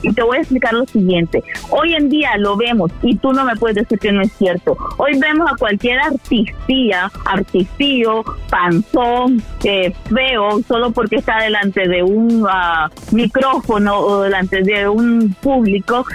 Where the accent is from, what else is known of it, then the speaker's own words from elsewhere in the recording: Nicaragua; now in United States; nací en Nicaragua